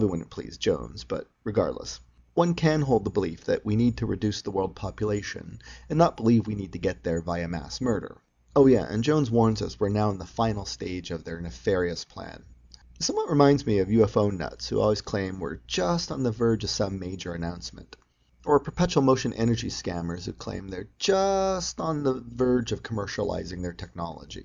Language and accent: English; Canada; As a Canadian